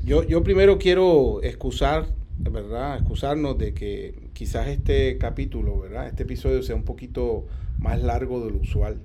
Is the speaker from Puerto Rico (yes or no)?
yes; Puerto Rico; nosotros los puertorriqueños, para hablar de una manera correcta, nuestra nacionalidad obviamente es puertorriqueña